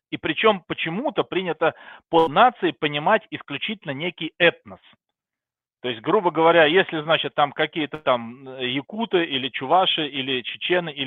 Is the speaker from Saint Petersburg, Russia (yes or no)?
yes; Saint Petersburg, Russia; now in Austria; родился и вырос в Петербурге, а потом переехал на проживания в Австрию, где сейчас, собственно говоря, и достаточно давно уже проживаю.